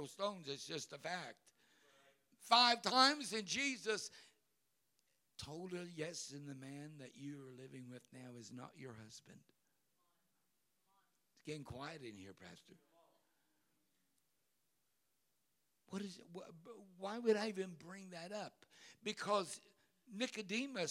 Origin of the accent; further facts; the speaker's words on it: Cincinnati, Ohio, United States; In that little storefront church that I was raised in Cincinnati